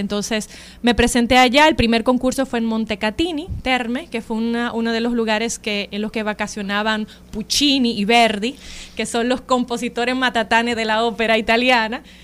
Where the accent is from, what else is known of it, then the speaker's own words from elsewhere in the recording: Santo Domingo, Distrito Nacional, Dominican Republic; now in Austria; sí nací en Santo Domingo, en el Distrito Nacional